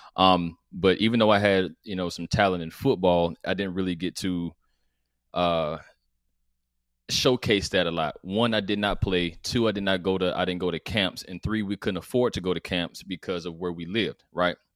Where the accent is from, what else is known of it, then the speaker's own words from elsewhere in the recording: College Park, Georgia, United States; so I'm from College Park, Georgia, which is, which is a, which is the south side of Atlanta